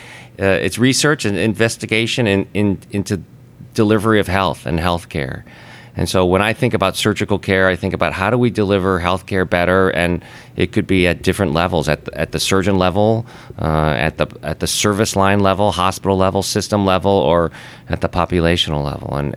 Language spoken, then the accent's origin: English; Chicago, Illinois, United States; moved away as an adult; also born or lived in West Coast / East Coast; I'm from Chicago, born and raised there